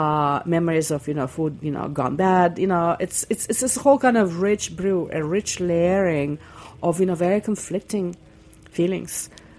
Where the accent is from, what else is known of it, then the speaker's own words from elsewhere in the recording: Russia; English is a second language; moved away; I grew up in the Soviet Union in the late 60s and early 70s. Before we immigrated in 1974.